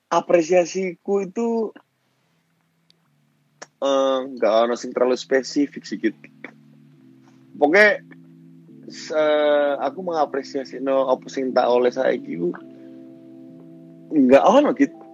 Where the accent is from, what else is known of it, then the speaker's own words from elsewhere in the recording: Surabaya, East Java, Indonesia; terus karena kita ini kan orang Surabaya gitu ya